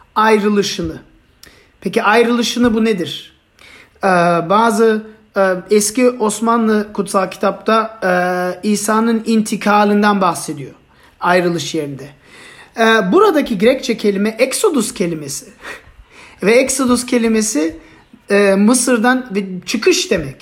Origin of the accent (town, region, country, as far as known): Turkey